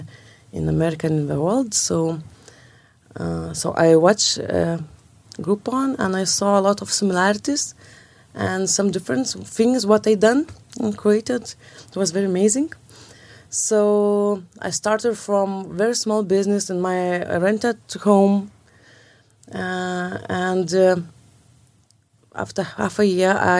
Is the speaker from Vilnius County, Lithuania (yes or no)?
yes; Vilnius, Vilnius County, Lithuania; I'm from Vilnius